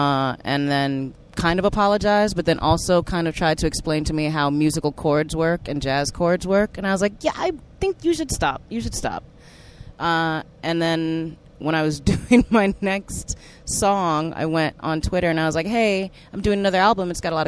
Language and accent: English; Cape Town, Western Cape, South Africa; I'm originally from Cape Town, South Africa.